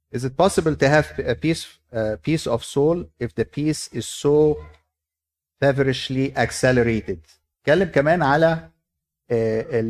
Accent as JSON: {"language": "Arabic", "country": "Egypt", "said": "عندنا في مصر"}